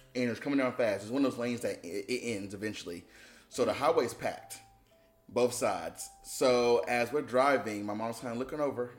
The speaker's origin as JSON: {"language": "English", "town": "High Point", "region": "North Carolina", "country": "United States", "tie": "born or raised there", "also_born_or_lived": "Greensboro", "said": "I grew up in High Point"}